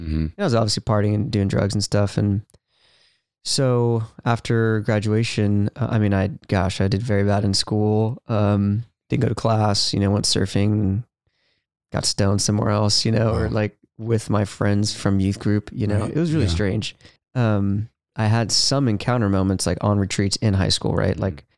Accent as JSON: {"language": "English", "town": "Ventura", "region": "California", "country": "United States", "tie": "born or raised there", "said": "Yeah, I'm from Ventura, California."}